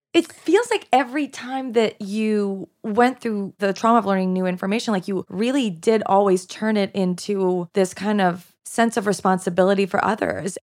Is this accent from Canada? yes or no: yes; Canada; first language French; English is a second language; also born or lived in Quebec; now in United States; I'm Canadian